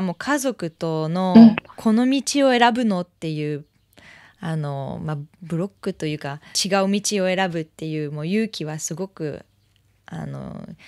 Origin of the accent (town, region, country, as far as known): France; Japanese is a second language; now in Japan